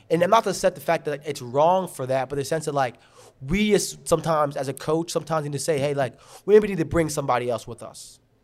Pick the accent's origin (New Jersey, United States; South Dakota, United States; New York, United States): New York, United States; Garden City; I grew up in Garden City